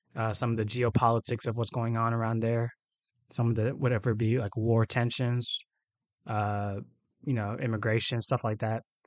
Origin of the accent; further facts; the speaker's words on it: Atlanta, Georgia, United States; I was born and raised in Atlanta, Georgia